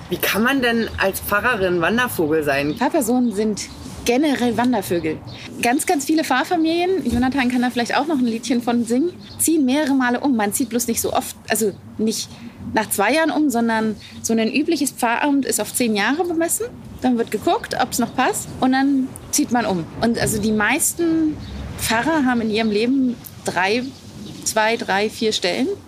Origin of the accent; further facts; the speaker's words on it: Wittenberg, Saxony-Anhalt, Germany; also born or lived in Kiel; Ich bin in Wittenberg aufgewachsen.